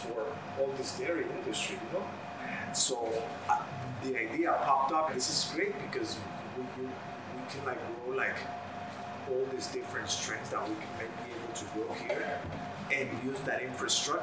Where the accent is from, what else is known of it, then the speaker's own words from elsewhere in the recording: New York City, New York, United States; also born or lived in Colombia; now in Vermont, United States; I grew up in Queens, in New York, in the 70s, and there's a large population of Colombians